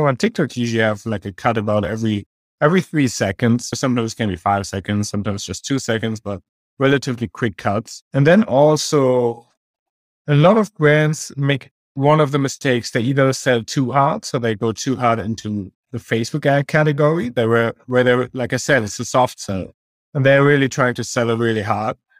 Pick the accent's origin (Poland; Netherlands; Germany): Germany; also born or lived in Australia; now in Kansas City, United States; I'm originally from Germany